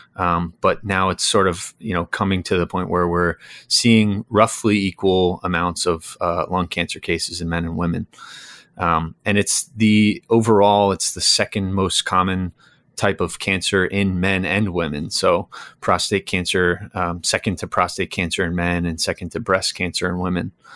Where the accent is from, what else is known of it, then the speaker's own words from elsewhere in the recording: New York, United States; moved away as an adult; now in Connecticut, United States; I'm originally from New York.